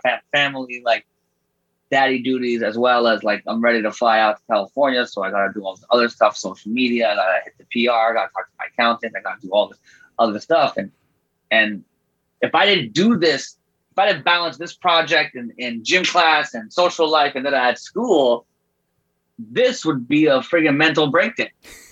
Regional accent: Canada; that's the best thing about being a Canadian artist

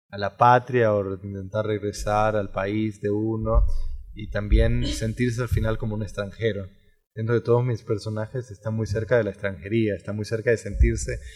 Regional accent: Costa Rica; que es un académico como yo, tico como yo, que ha vivido muchísimo tiempo afuera

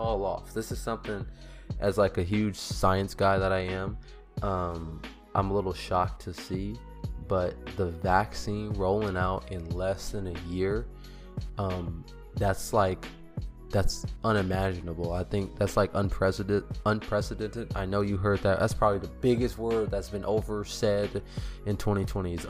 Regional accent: California, United States; I'm originally from California

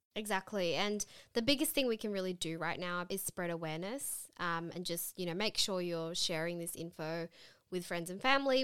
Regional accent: Sydney, New South Wales, Australia; we're from Sydney in Australia.

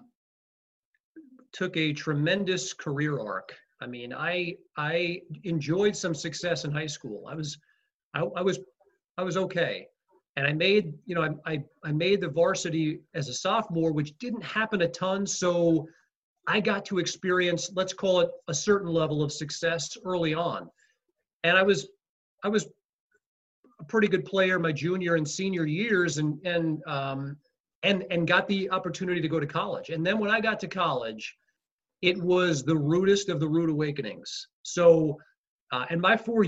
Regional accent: Rockville Centre, New York, United States; I loved growing up in Rockville Center

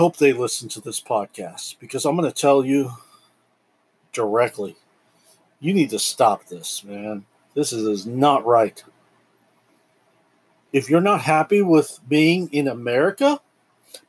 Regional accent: United States; as an American

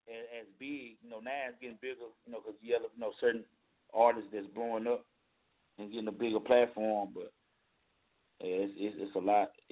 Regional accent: Paris, Île-de-France, France; English is a second language; also born or lived in Dallas; now in United States; I'm from Paris, you know, like, but my last ten years, like, I was living in Dallas, Texas.

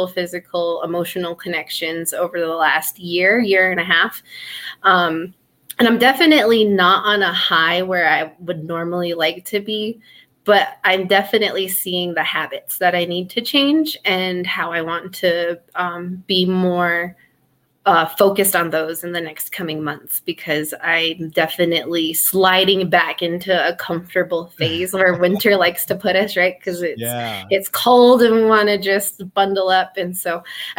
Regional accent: Laguna, New Mexico, United States; I'm from Pueblo of Laguna and have had a great, you know, upbringing there

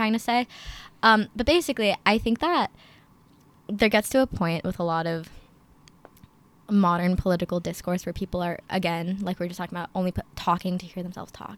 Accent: Princeton, New Jersey, United States; also born or lived in Chicago, Illinois; I am from Princeton, New Jersey, but I was born in Chicago

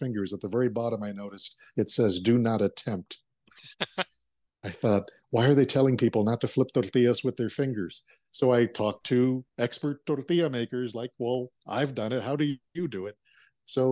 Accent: Arizona, United States; growing up in Arizona is you have to explain the Wallace and Ladmo show to those who didn't grow up with it

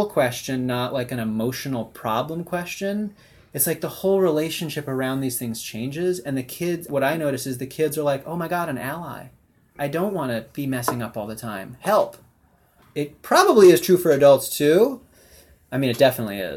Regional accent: Evanston, Illinois, United States; now in San Francisco, United States; growing up in Evanston

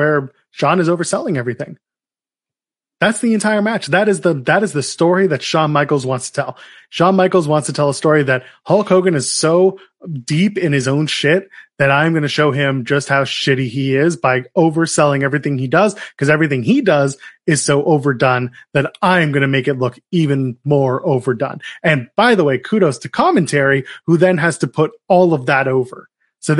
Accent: Canada; especially as a Canadian

